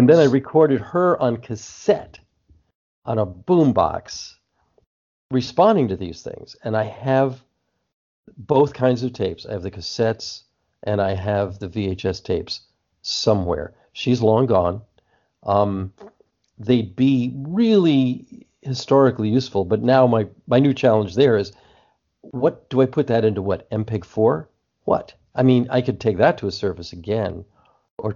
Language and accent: English; New Jersey, United States; now in California, United States; I'm talking to you from California right now, but when I grew up in New Jersey